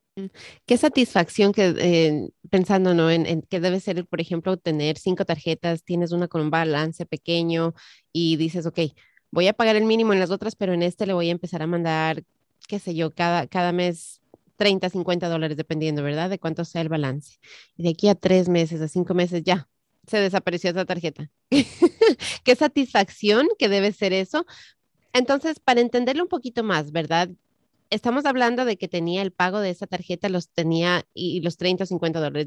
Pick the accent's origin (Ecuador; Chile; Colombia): Ecuador; moved away; en mi país, el Ecuador